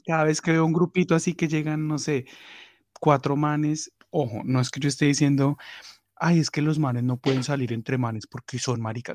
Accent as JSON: {"language": "Spanish", "town": "Cali", "region": "Valle del Cauca", "country": "Colombia", "moved": "yes", "said": "Para los que no saben cuál es mi ciudad, mi ciudad, mi ciudad es Cali"}